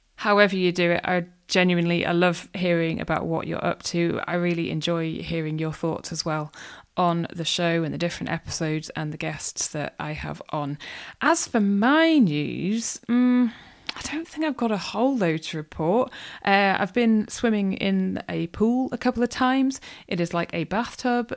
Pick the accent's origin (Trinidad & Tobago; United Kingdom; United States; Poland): United Kingdom; North Wales; moved away; I grew up in North Wales and, yeah, love being back there